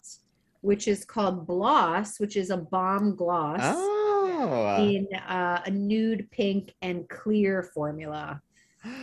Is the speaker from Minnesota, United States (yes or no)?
no; Maryland, United States; moved away; when I grew up in Maryland